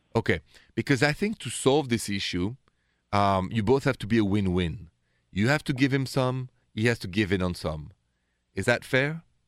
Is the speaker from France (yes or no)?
yes; Paris, Île-de-France, France; accent: French; English is a second language; moved away; The accent is French. I was born and raised in Paris